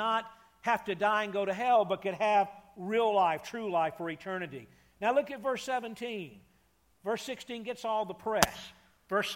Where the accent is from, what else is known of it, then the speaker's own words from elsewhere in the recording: Atlanta, Georgia, United States; I grew up in Atlanta, Georgia, not too far from you guys